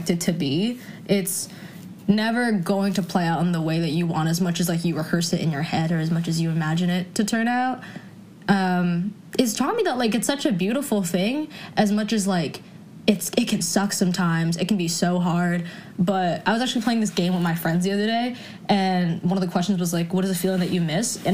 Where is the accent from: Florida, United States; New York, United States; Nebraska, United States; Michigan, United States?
New York, United States; New York City; I was raised in New York City and, like, Brooklyn in particular